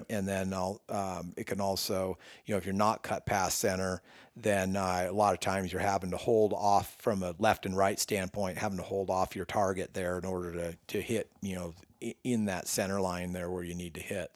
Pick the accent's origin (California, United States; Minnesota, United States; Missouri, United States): California, United States; Northern; moved away as an adult; now in Colorado, United States; born and raised in Northern California my whole life